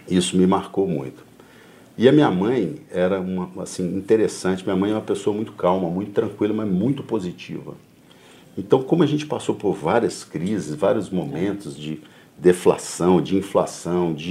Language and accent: Portuguese; Belo Horizonte, Minas Gerais, Brazil; also born or lived in Muzambinho; como a gente veio de Muzambinho, no sul de Minas, eu vim para cá com 3 anos de idade.